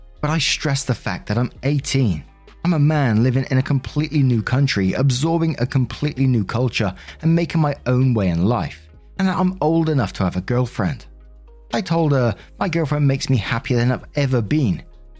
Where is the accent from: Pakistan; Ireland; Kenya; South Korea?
Kenya; now in England, United Kingdom; I come from Kenya, but studying for my BA in England.